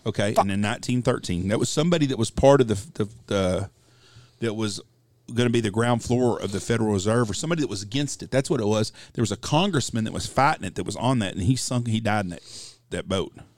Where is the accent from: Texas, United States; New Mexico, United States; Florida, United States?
Texas, United States; I'm a Texan